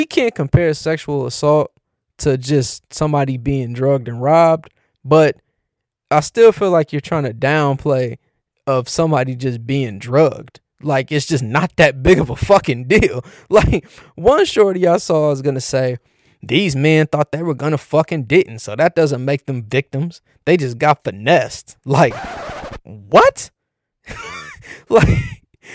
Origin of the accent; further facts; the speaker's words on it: Cleveland, Ohio, United States; my hometown, Cleveland